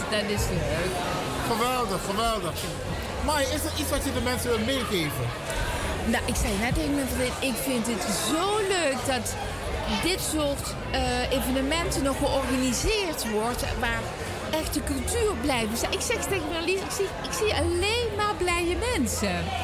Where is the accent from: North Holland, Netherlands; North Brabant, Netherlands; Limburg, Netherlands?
Limburg, Netherlands; also born or lived in Puerto Rico; Nee, ik, ik kom uit Limburg. Maar ik heb dus 17 jaar in Puerto Rico gewoond